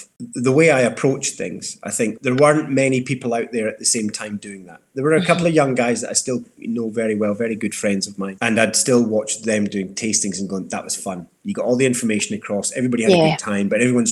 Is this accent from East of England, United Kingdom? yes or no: no; Dundee, Scotland, United Kingdom; also born or lived in Glasgow / London; I grew up in Dundee, so I had a lot of catching up to do with my school pals.